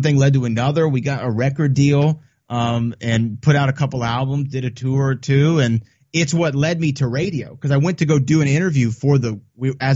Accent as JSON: {"language": "English", "town": "Houston", "region": "Texas", "country": "United States", "tie": "born or raised there", "said": "I grew up in Texas"}